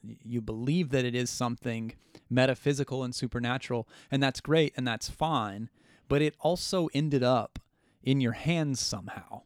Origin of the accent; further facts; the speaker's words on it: United States; as the American people